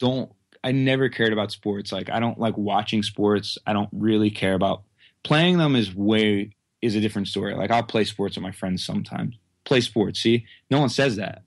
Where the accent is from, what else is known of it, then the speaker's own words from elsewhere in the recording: Quakertown, Pennsylvania, United States; I live in Quaker Town, Pennsylvania, which is like, basically within like a twenty mile radius of where I currently live my whole life